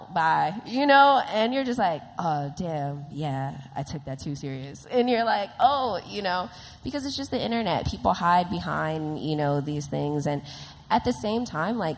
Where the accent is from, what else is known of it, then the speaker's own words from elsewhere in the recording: Los Angeles, California, United States; a young girl growing up in South Central